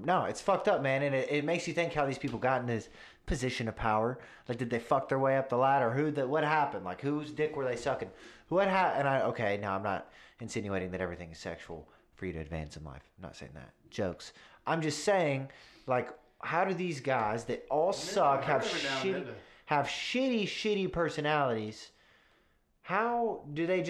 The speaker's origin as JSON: {"language": "English", "region": "the South", "country": "United States", "tie": "born or raised there", "said": "we were raised in the South"}